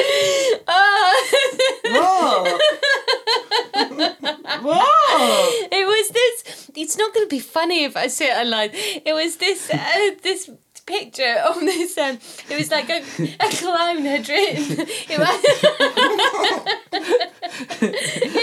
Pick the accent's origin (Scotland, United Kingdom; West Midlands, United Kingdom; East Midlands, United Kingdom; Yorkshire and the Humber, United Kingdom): Scotland, United Kingdom; as Scottish people, we're not a twee nation